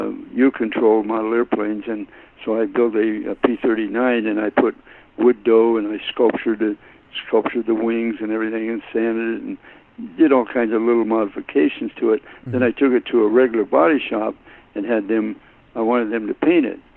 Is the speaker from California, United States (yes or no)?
yes; Modesto, California, United States; also born or lived in Springfield, Missouri; my family moved to Modesto, California, when I was about a year and a half old. So I was raised in Modesto